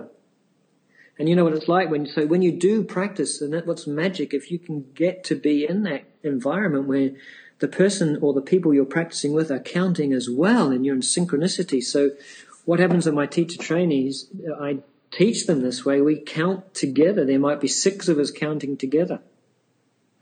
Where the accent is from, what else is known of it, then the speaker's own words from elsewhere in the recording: New Zealand; I come from New Zealand